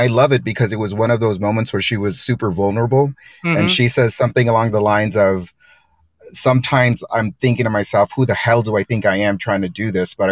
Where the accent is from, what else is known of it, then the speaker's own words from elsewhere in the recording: Panama; now in Washington DC area, United States; I'm from Panama in Central America.